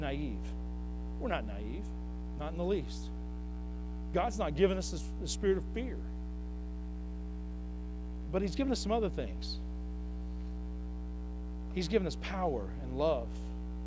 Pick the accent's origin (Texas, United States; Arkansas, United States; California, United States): Arkansas, United States; Northwest; I'm from here, y'all. I'm from Northwest Arkansas